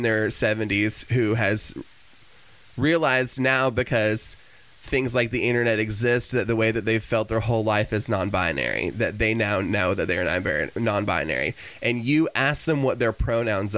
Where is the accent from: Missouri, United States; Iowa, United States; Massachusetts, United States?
Iowa, United States; Cedar Rapids, Palo; I was born in Cedar Rapids, Iowa